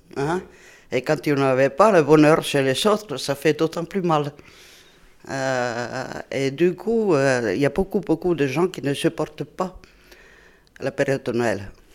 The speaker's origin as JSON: {"language": "French", "region": "Southern Finland", "country": "Finland", "tie": "born or raised there", "also_born_or_lived": "Brittany", "second_language": "French", "moved": "as an adult", "lives_now": "France", "said": "moi je viens du sud de la Finlande"}